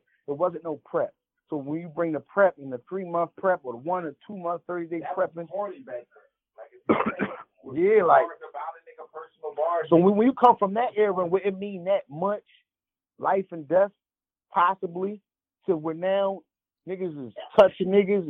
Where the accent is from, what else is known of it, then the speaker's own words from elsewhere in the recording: Philadelphia, Pennsylvania, United States; I come from Philly, where a battle rap can turn into a fucking homicide quickly.